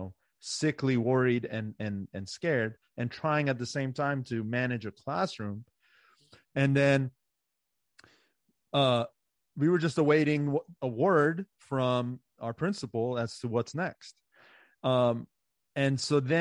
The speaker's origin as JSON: {"language": "English", "area": "Montgomery County", "region": "Maryland", "country": "United States", "tie": "born or raised there", "said": "I grew up in Maryland. Right. So this is where I went to school in Montgomery County, Maryland"}